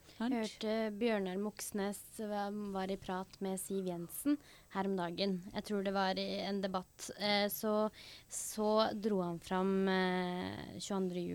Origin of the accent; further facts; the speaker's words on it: Hedmarken, Innlandet, Norway; vi er jo fra Hedmarken, eh, begge to.